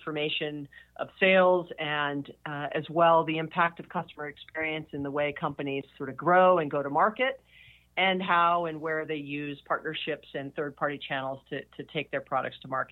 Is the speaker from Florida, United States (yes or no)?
no; Hawaii, United States; I was born and raised in Hawaii